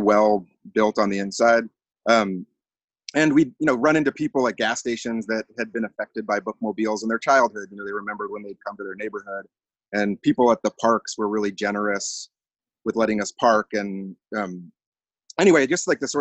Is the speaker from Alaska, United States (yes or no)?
yes; Anchorage, Alaska, United States; moved away; I was born here in Anchorage, and I think sort of similarly, I've left and come back a few times